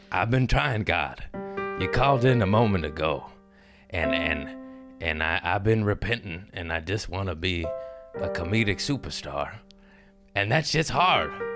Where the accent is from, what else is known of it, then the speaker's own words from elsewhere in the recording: Los Angeles, California, United States; I'm from L